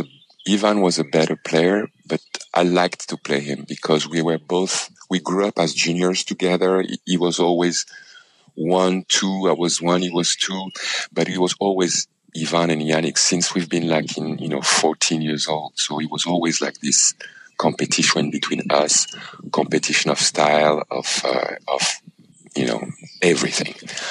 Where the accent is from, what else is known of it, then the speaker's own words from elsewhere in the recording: Paris, Île-de-France, France; my ultimate dream, you know, as a child growing up in Paris, in France, I actually stayed 1 year as a tennis student in Roland Garros